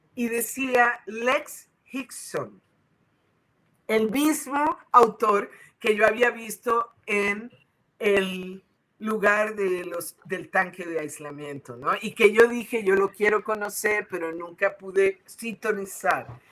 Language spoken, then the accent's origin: Spanish; Puerto Rico; now in Mexico City, Mexico; yo nací en Puerto Rico, en el Caribe